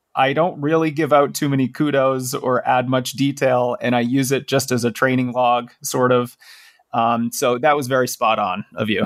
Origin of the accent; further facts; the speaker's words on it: Massachusetts, United States; that's my home state